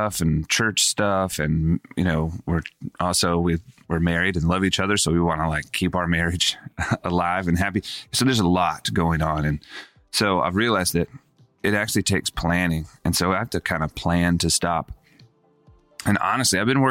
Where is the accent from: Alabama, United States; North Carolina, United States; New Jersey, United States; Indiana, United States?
North Carolina, United States; Charlotte; Growing up in Charlotte, North Carolina